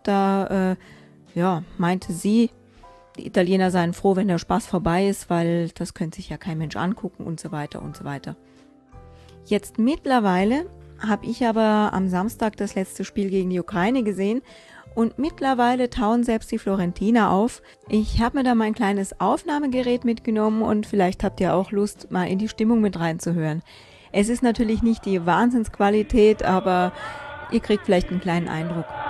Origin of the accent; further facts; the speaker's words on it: Germany; ich bin Deutsche